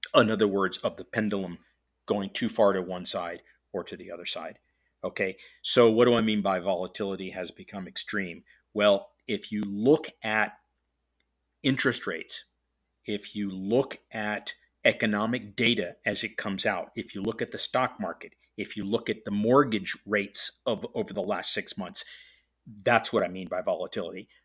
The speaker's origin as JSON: {"language": "English", "town": "Miami", "region": "Florida", "country": "United States", "tie": "born or raised there", "moved": "yes", "lives_now": "Atlanta, United States", "said": "Miami, which, which happens to be my hometown"}